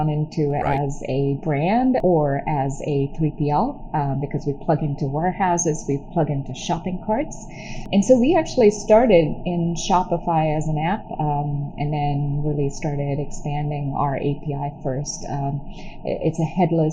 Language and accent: English; Chennai, Tamil Nadu, India; moved away as an adult; now in United States; I was born in Chennai, which is a city in southern India. It's by the coast. I grew up there.